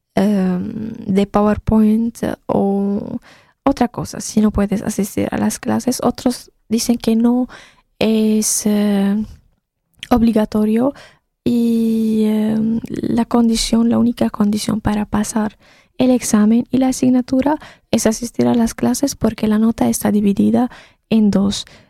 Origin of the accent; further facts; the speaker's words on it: Syria; first language Arabic; Spanish is a second language; moved away as an adult; now in Poland; soy de Siria, entonces debido a la guerra en mi país tenía que escapar y venir a Polonia